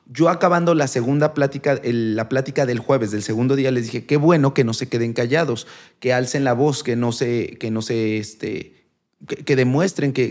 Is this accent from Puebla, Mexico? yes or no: yes; San Martín Texmelucan, Puebla, Mexico; also born or lived in Tlaxcala / Mexico City; sí soy de Puebla. No, nací en Tlaxcala, vivo en Puebla desde pues, los dos años. un tiempo estuve en la Ciudad de México y después regresé a Puebla. Y pues ahí estoy, ahí quiero quedarme toda mi vida.